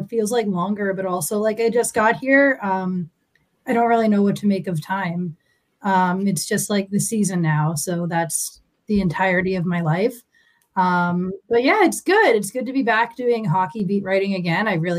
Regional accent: Boston, Massachusetts, United States; moved away as an adult; now in Seattle, United States; I'm from Boston.

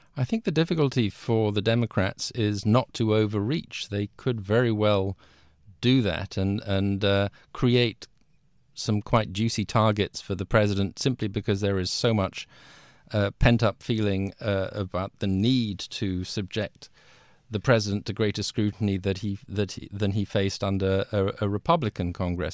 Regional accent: London, United Kingdom; also born or lived in Washington; I'm British. I'm from London originally.

